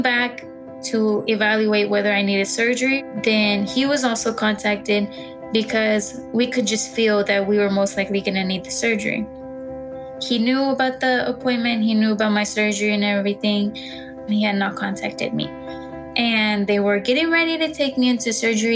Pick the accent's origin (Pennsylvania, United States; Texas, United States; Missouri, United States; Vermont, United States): Texas, United States; Dallas; I'm from Dallas, Texas